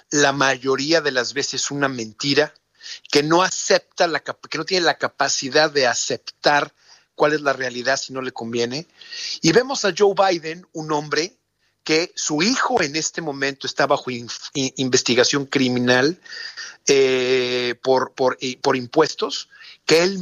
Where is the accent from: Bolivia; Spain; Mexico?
Mexico; moved away; Mira, haz de cuenta que yo me vine de México en el 99.